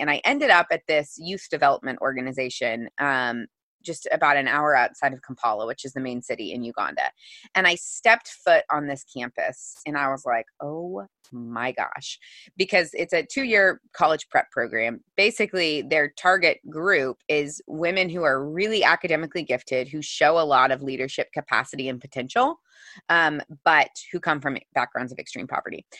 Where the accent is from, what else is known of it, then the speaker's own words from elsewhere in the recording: Missouri, United States; I grew up in the Midwest in Missouri